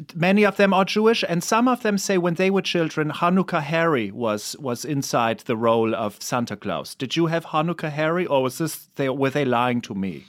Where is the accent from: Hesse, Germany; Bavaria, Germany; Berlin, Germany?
Bavaria, Germany; Erlangen; moved away; I'm from Erlangen, which is close to Nürnberg.